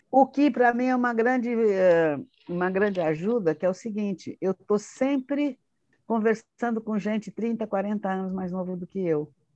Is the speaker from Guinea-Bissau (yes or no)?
no; Santos, São Paulo, Brazil; eu nasci em Santos, em dezembro de 1942.